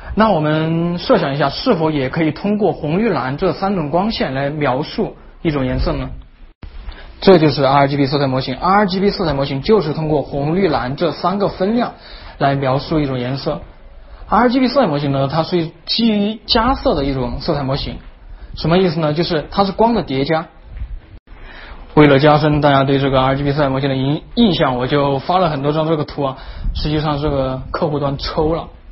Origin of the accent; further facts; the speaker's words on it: southern China, China; accent: southern; 作为一个南方人呢，这还是有一点悲剧，那就是南方人经常呢和了不分，边音和鼻音不分。